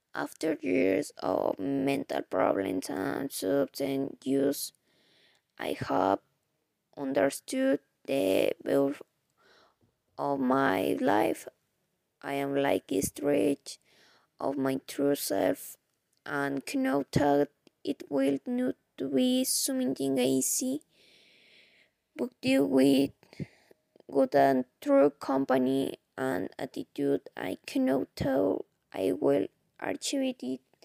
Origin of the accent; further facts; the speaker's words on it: Mexico City, Mexico; English is a second language; I was born and lived all my life in Mexico. My nationality is Mexican, but even though I was born in Mexico City